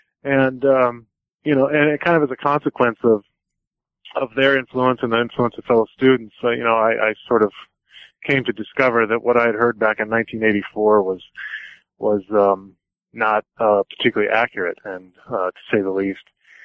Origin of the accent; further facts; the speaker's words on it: Midwest, United States; I grew up and was born and raised in the Midwest in a particularly, you know, Midwestern WASPy environment.